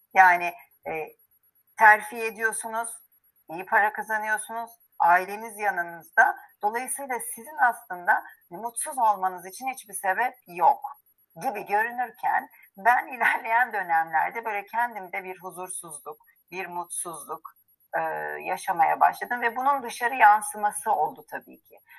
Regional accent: Istanbul, Turkey; moved away as an adult; now in Izmir, Turkey; ben İstanbulluyum, İstanbul doğumluyum. E, ve bütün hayatım ağırlıklı İstanbul'da geçti

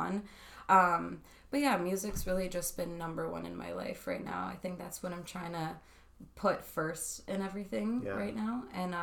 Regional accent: Windsor, Ontario, Canada; I'm a musician from Windsor, Ontario. I was born and raised here

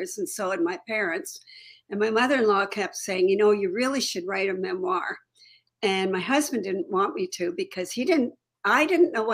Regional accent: Toronto, Ontario, Canada; moved away as an adult; also born or lived in Chicago / Alaska; I had lived in Toronto and I grew up in Toronto

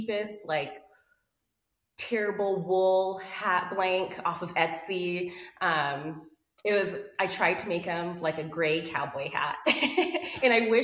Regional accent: Albuquerque, New Mexico, United States; I'm from Albuquerque, New Mexico. I'm a desert kid.

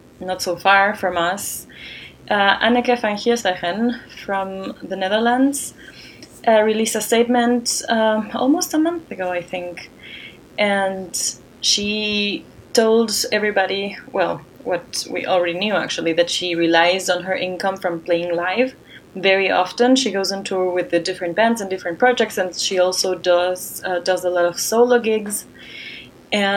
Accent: Ecuador; moved away; in my home country of Ecuador

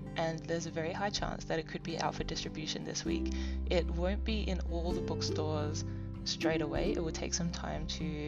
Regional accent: Adelaide, South Australia, Australia; now in Melbourne, Australia; I'm actually from Adelaide

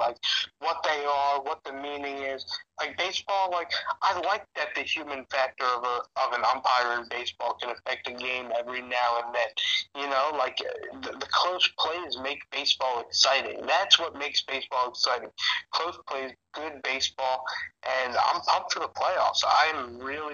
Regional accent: South Florida, United States; I grew up in South Florida

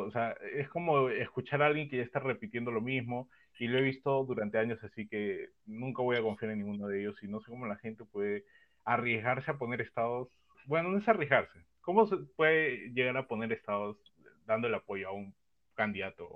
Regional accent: Peru; todos los que participamos en este podcast, que lo que era, todos peruanos

